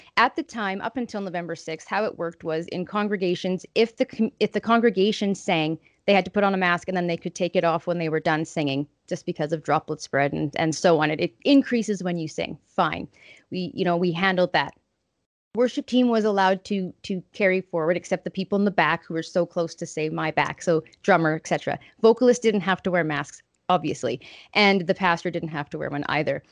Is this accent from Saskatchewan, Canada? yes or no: yes; Estevan, Saskatchewan, Canada; my hometown riding of Estevan and Weyburn regions